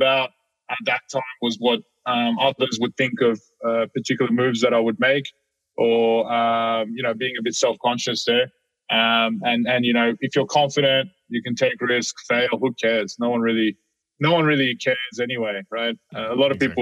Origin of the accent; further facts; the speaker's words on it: Sydney, New South Wales, Australia; I grew up in Sydney in Australia